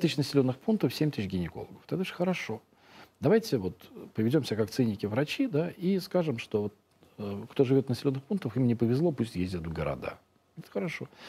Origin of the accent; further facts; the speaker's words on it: Russia; мы из России